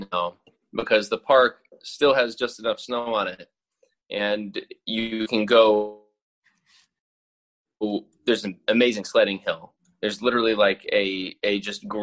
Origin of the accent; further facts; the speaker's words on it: Louisville, Kentucky, United States; moved away as an adult; now in New York, United States; I'm from Kentucky originally, grew up in Louisville